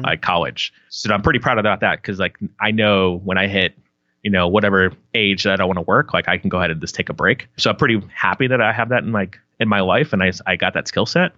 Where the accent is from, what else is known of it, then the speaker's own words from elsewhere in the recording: Palm Harbor, Florida, United States; I grew up in Palm Harbor, Florida, which is like two cities outside of Tampa